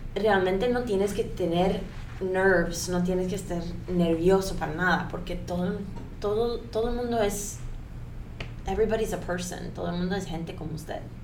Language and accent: Spanish; United States; Spanish is a second language; also born or lived in Colombia; yo crecí en los Estados Unidos. mudé ahí cuando yo tenía dos años.